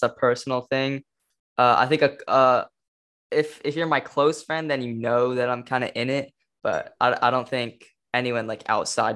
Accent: Los Angeles, California, United States; I'm from Cali, California

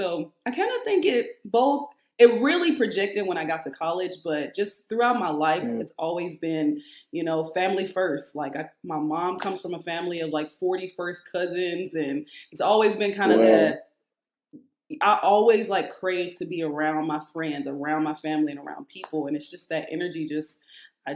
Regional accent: Chicago, Illinois, United States; I was born in Chicago. My dad still lives in Chicago

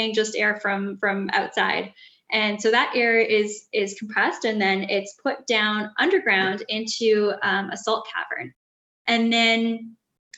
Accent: Edmonton, Alberta, Canada; I grew up in Edmonton, Alberta, so I'd always sort of been in cities

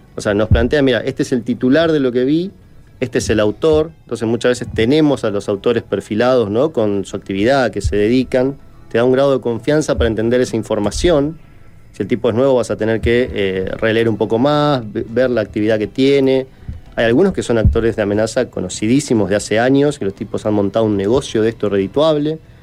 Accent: Argentina; en mi país es muy común, en Argentina

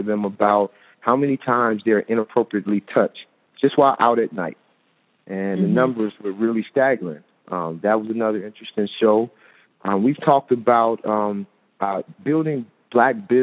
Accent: Chicago, Illinois, United States; now in Phoenix, United States; we're from Chicago

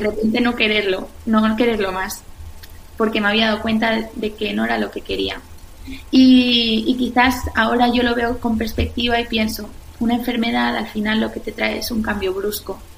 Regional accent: La Eliana, Valencian Community, Spain; now in Madrid, Spain; yo soy de La Eliana, un pueblo de, Valencia

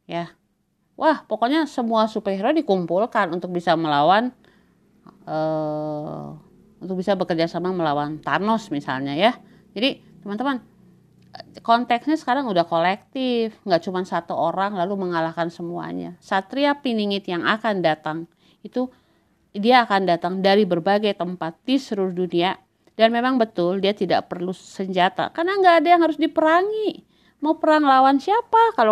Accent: Eastern Indonesia, Indonesia; saya dibesarkan banget bahwa kita yang berasal dari Indonesia Timur itu dianggap lebih rendah

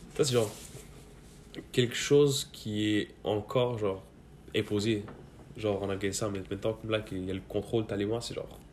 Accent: Quebec, Canada; born or raised there; also born or lived in Mazar-i-Sharif, Afghanistan / Pakistan

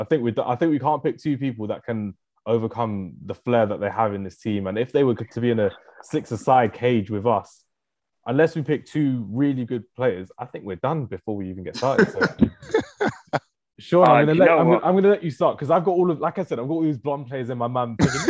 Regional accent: London, United Kingdom; from South London.

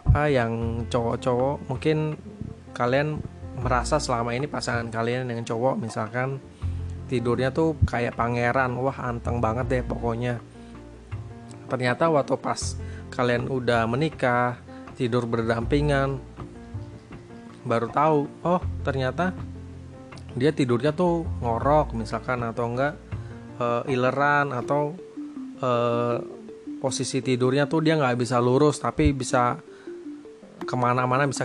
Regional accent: Surabaya, East Java, Indonesia; gue tuh kan gue dari Jawa Surabaya sedangkan istri gue ini dari Medan

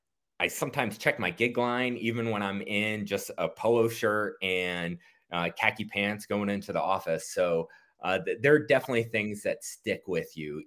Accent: Marietta, Georgia, United States; And we moved to Marietta, Georgia, suburb of Atlanta

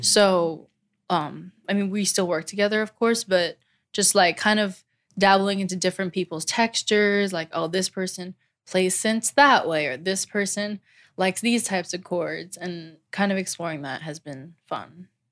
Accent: New Jersey, United States; also born or lived in Old Bridge, New Jersey / Manalapan, New Jersey; I was born and raised in New Jersey

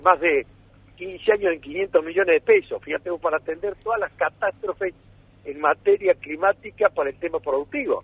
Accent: Villa Nueva, Córdoba, Argentina; Villa María, Villanueva, mi ciudad natal

